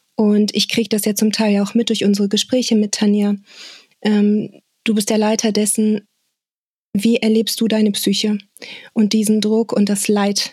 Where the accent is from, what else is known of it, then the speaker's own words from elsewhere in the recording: Bonn, North Rhine-Westphalia, Germany; meinem Heimatort Bonn